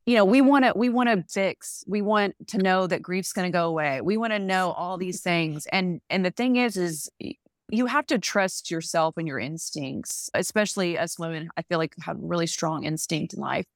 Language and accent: English; a very small Southern town, United States; accent: Southern; in my hometown, from a very small town, you might have heard the accent there